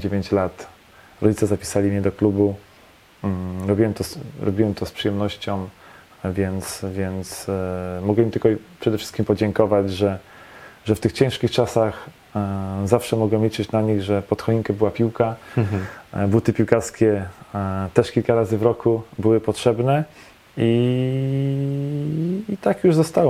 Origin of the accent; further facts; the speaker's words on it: Poznań, Greater Poland, Poland; also born or lived in Szczecin / Grodzisk Wielkopolski; W Poznaniu się wychowałem. E, miałem 4 lata, jak się przeprowadziliśmy z rodzicami.